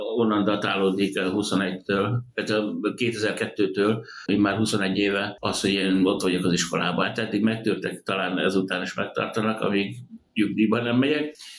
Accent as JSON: {"language": "Hungarian", "town": "Dunakeszi", "region": "Pest", "country": "Hungary", "tie": "born or raised there", "also_born_or_lived": "Budapest", "moved": "as an adult", "lives_now": "Homokkomárom, Hungary", "said": "Budapest mellett Dunakeszén nőttem föl"}